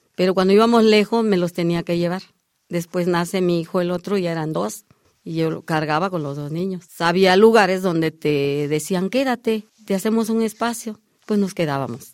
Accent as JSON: {"language": "Spanish", "region": "Chiapas", "country": "Mexico", "tie": "born or raised there", "moved": "yes", "said": "yo llego de Chiapas porque yo soy nacida en Chiapas"}